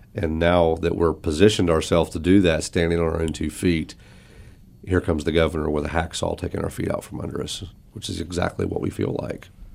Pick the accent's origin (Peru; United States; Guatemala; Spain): United States; Meigs County, Ohio; I grew up there, so that was my hometown